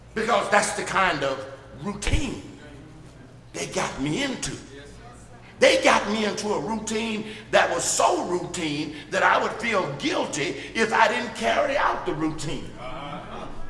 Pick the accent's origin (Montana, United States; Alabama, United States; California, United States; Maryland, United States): Alabama, United States; Birmingham; I grew up in Birmingham